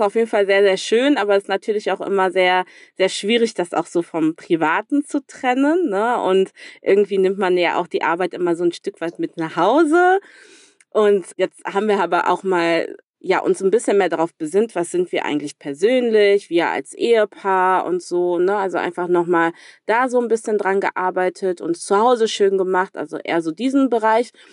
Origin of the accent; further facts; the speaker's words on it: Cologne, North Rhine-Westphalia, Germany; accent: Rhenish; moved away as an adult; also born or lived in Democratic Republic of the Congo; da bin ich auch einfach irgendwie für immer Kölnerin tatsächlich, auch wenn ich ja jetzt seit drei Jahren nicht mehr in Köln lebe